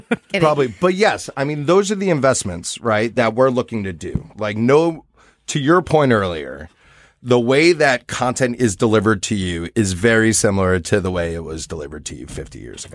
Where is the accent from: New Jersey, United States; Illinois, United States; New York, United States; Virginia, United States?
New York, United States; for me as a New Yorker